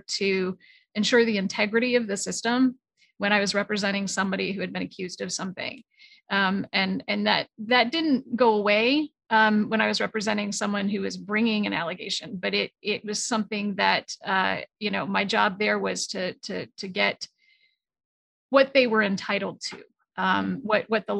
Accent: New England, United States; moved away as an adult; now in Los Angeles, United States; I am from New England and a Los Angeles transplant. So I live in Los Angeles, California right now.

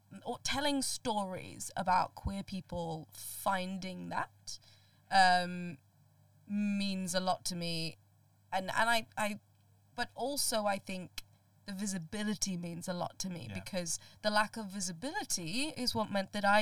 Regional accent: Colombo, Western Province, Sri Lanka; moved away; I grew up in Colombo in Sri Lanka

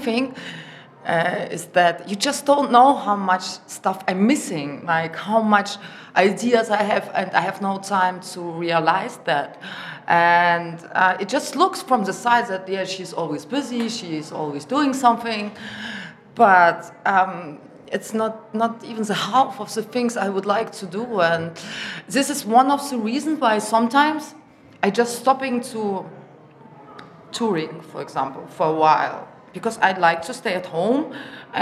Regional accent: Germany; moved away; also born or lived in Russia; because I grew up in Germany and my German is perfect.

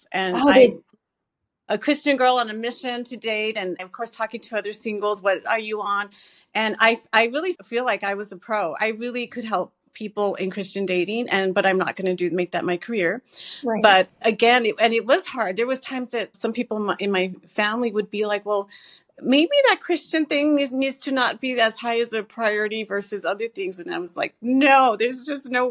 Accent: Texas, United States; I was born and raised in Texas

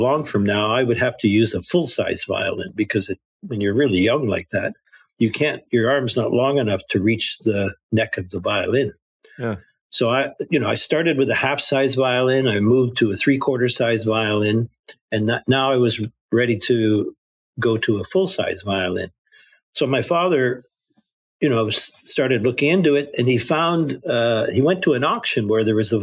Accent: Kitchener-Waterloo, Ontario, Canada; where I grew up was in Kitchener-Waterloo, Ontario, Canada

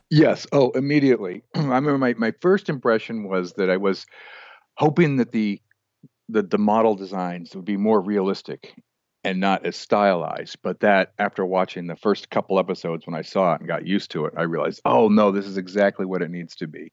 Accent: Albuquerque, New Mexico, United States; moved away as an adult; also born or lived in Portland; now in Montana, United States; I grew up in New Mexico, in Albuquerque

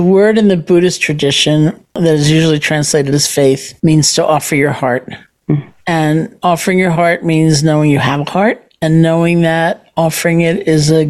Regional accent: New York, United States; I'm a New Yorker.

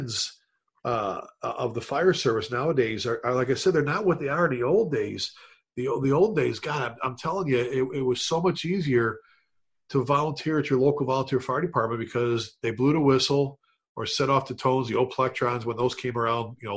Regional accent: Chicago, Illinois, United States; growing up in the Chicago area

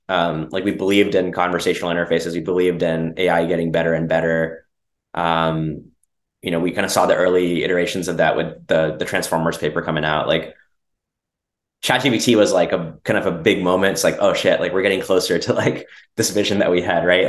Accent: Dallas, Texas, United States; also born or lived in Bangalore, India; I grew up in Texas

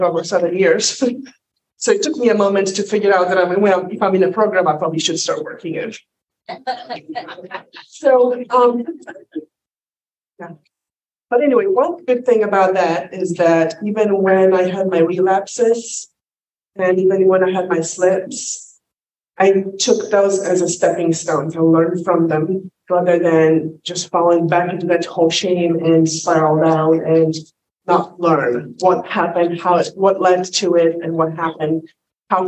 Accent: Poland; English is a second language; now in United States; I'm not in Poland anymore, but I did grow up in the pre-freedom, free world, communist Poland.

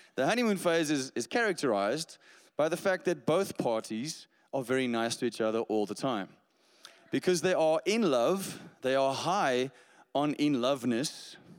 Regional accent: Stellenbosch, Western Cape, South Africa; I grew up in Stellenbosch. That's, you know, just a little bit prettier than Somerset West down there in the Western Cape.

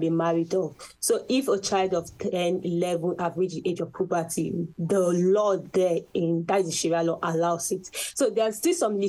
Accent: Nigeria; I am from Nigeria, Africa

